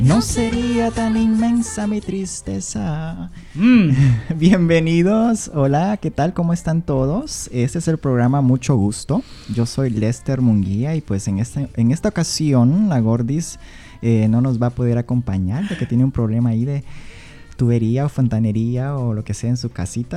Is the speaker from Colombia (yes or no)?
no; Honduras; first language Spanish; moved away as an adult; now in Seattle, United States; yo soy de Honduras